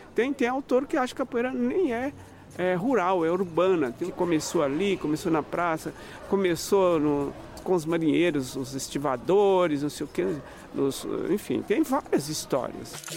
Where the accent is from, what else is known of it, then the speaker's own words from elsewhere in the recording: Estrela do Sul, Minas Gerais, Brazil; moved away as an adult; now in São Paulo, Brazil; eu sou mineiro, lá de Estrela do Sul, do Triângulo Mineiro, tenho 75 anos. Sou de uma família de congadeiros lá de Minas, vim para São Paulo em 1967